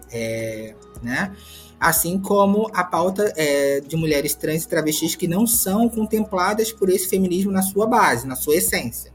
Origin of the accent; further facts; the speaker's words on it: Rio de Janeiro, Brazil; also born or lived in Pernambuco; Nasci em Pernambuco, mas cresci no Complexo do Alemão, aqui no Rio de Janeiro